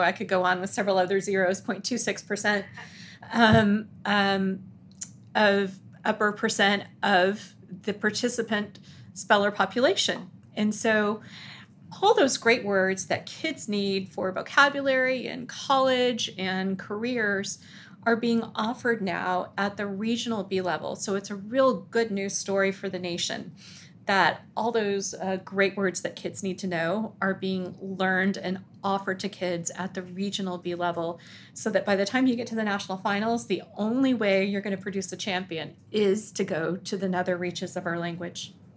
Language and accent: English; El Paso, Texas, United States; I grew up in El Paso, Texas.